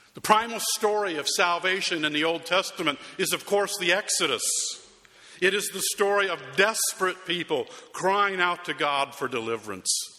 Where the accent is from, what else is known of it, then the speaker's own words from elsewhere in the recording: Arizona, United States; moved away; my hometown in Arizona